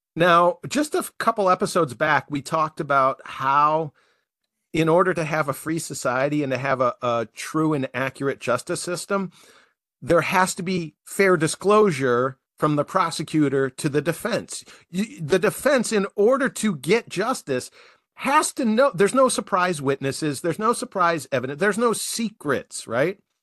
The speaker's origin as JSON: {"language": "English", "country": "United States", "said": "as an American taxpayer"}